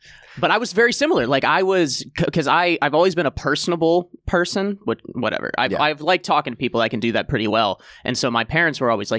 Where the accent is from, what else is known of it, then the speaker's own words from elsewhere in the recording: Cincinnati, Ohio, United States; also born or lived in Columbus, United States; I came from Columbus, Ohio, which is where I started comedy, originally from Cincinnati, Ohio.